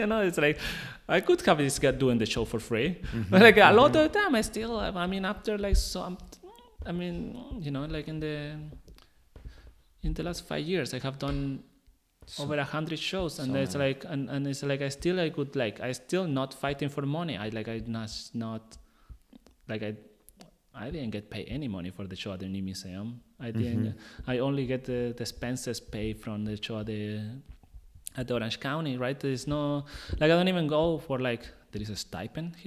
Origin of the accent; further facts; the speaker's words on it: Chile; English is a second language; moved away; I'm from Chile